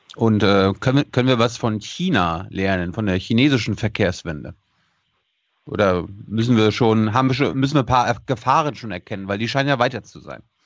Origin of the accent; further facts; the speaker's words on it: Mecklenburg-Vorpommern, Germany; Ich bin Mecklenburger, ich komme vom Land, also vom richtigen Land